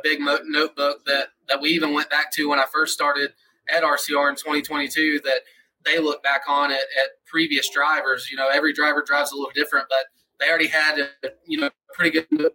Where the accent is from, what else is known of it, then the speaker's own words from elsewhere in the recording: Atlanta, Georgia, United States; moved away; I grew up in Atlanta, Georgia area